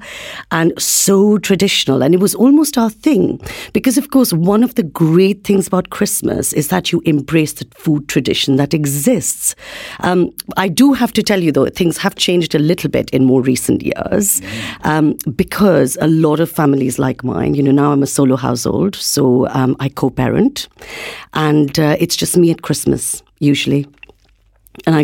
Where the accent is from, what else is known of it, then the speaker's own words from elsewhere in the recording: Kolkata, West Bengal, India; moved away; I was born and brought up in India, in Calcutta.